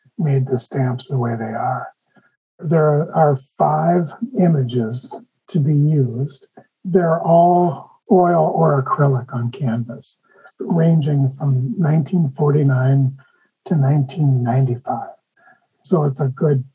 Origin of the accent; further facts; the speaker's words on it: Grand Portage, Minnesota, United States; I'm from Grand Portage